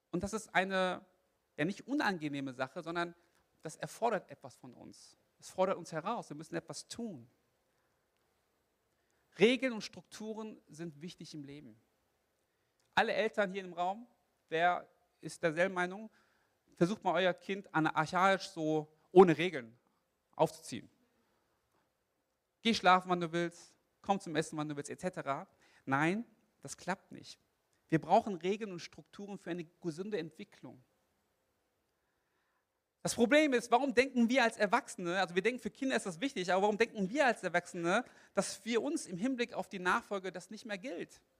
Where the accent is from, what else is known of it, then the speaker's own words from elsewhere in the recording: South Korea; Wisst ihr, ich bin Koreaner und koreanische Gemeinden, die haben ein Fable für Morgengebet.